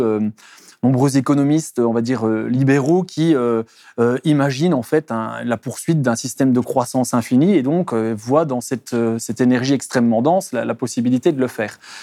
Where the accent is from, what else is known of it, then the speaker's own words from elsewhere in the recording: Belgium; je viens, de Belgique